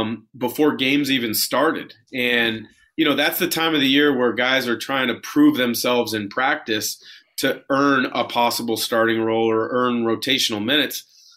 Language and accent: English; West Coast, United States; Which, me growing up on the West Coast, I wanted to challenge myself and play against the best players in college basketball.